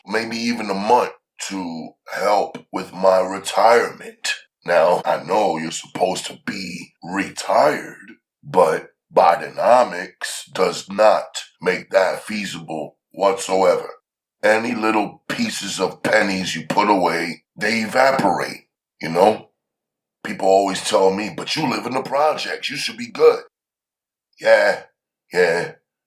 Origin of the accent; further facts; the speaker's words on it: New York City, New York, United States; I'm from Harlem